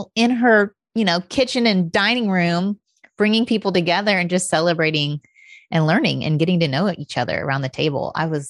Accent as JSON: {"language": "English", "region": "Indiana", "country": "United States", "said": "I'm from Indiana"}